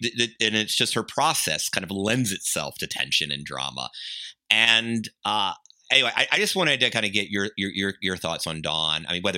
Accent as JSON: {"language": "English", "region": "the South", "country": "United States", "said": "I'm a Southerner."}